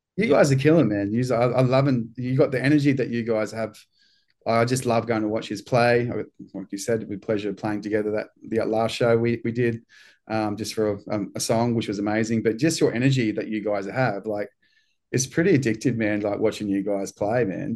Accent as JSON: {"language": "English", "country": "New Zealand", "moved": "yes", "lives_now": "Australia", "said": "I'm from New Zealand"}